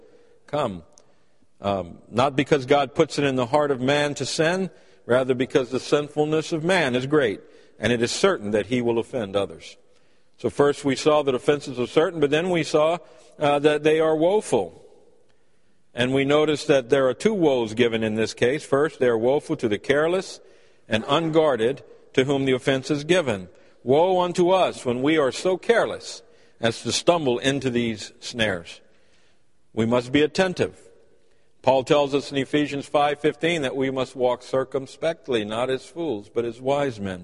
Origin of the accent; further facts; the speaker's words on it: United States; As American people